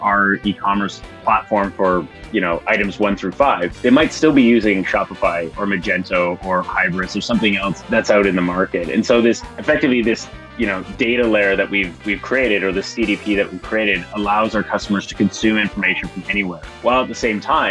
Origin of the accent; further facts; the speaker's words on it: Timmins, Ontario, Canada; moved away; I'm actually from a really small town in northern Ontario, Timmins